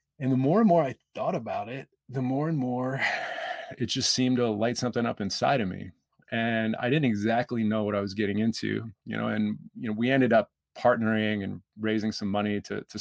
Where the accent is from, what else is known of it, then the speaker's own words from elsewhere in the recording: Baltimore, Maryland, United States; I grew up in Baltimore.